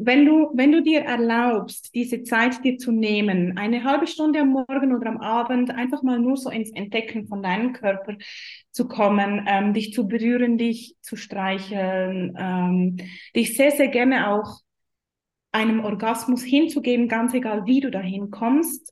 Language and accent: German; Switzerland; ich komme aus der Schweiz, ihr hört das wahrscheinlich schon